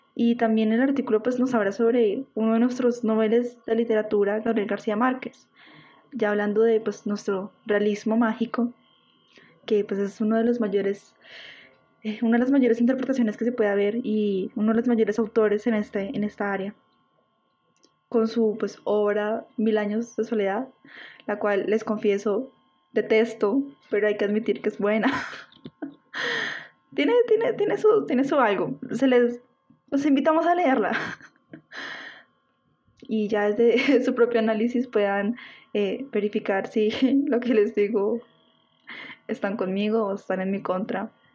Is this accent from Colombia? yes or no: yes; Colombia